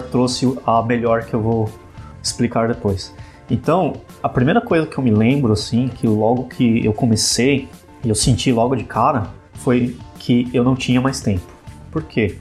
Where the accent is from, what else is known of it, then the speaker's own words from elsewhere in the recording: Ribeirão Pires, São Paulo, Brazil; Sou de Ribeirão Pires, moro aqui pertinho